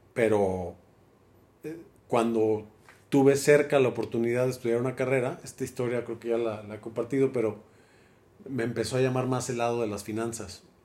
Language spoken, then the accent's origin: Spanish; Guadalajara, Jalisco, Mexico; nací en la Perra Tapatía, en Guadalajara, Jalisco, un 5 de junio de 1976. 76. hoy hace 47 años y algunos meses. Y pues nada, en la perla tapatía, soy tapatío.